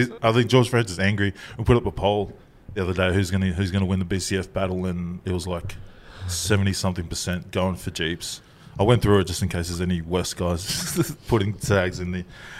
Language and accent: English; Tonga; They're like, asked me for like a Medicare card, and I didn't get that when I came from Tonga.